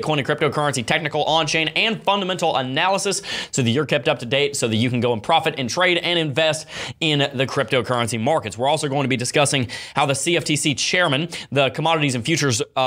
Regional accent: Florida, United States; I'm from Florida

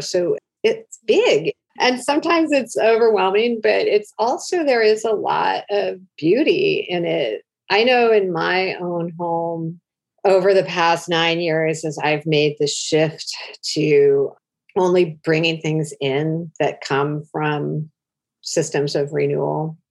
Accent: Oregon, United States; I grew up in Oregon in the 70s

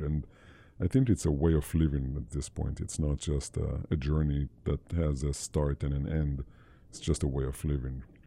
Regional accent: Israel; I, born and raised in Israel

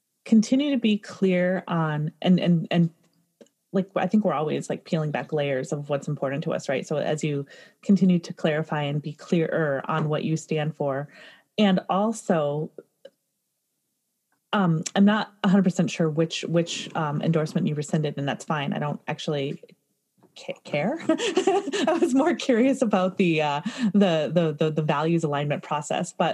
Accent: Michigan, United States; moved away; growing up in Michigan

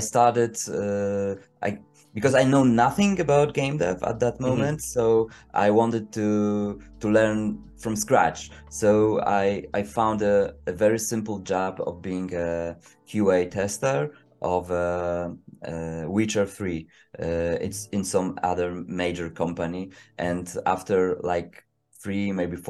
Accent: Poland; English is a second language; I'm a writer from Poland

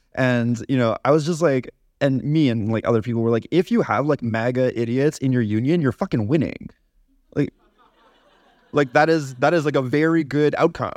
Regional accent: Canada; as a Canadian

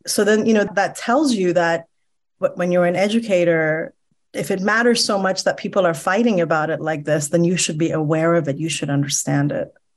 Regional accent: Iran; now in United States; I'm Iranian American, and so I just naturally come from a politically attuned background and mindsets because I grew up in a country where ideology was so kind of front and center in your everyday life

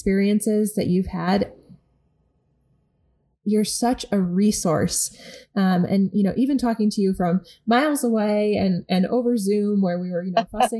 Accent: upstate New York, United States; where we're from in upstate New York

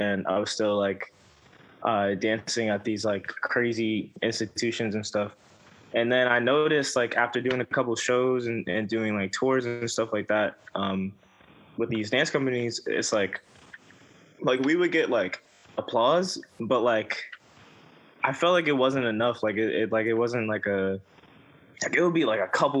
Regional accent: New York City, New York, United States; I'm from Brooklyn, and the streets that I live on have the two names

